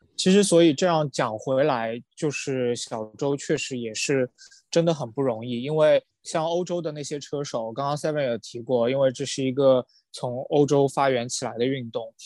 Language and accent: Chinese; China; 我作为一个中国人